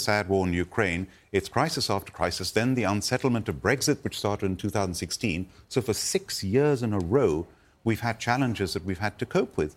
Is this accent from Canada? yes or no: no; India; moved away; I was born and brought up in India